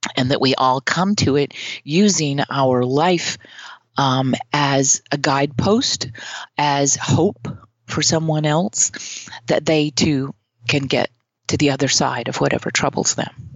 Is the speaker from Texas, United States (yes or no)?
no; Mississippi, United States; now in New York City, United States; I'm from the Deep South. I'm from Mississippi